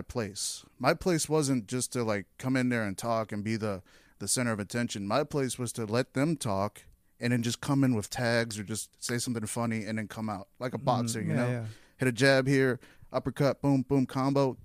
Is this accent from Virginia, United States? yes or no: no; Houston, Texas, United States; I grew up in Southwest